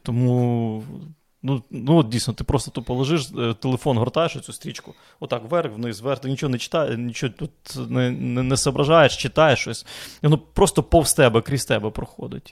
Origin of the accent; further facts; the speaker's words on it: Lviv, Lviv Oblast, Ukraine; moved away; я ж з Західної України зі Львова